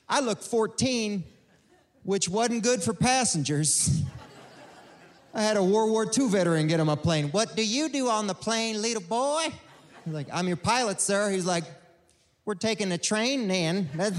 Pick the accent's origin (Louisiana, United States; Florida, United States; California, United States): Florida, United States; Miami; moved away; also born or lived in Cuba / Texas; I was born in Cuba, raised in Miami.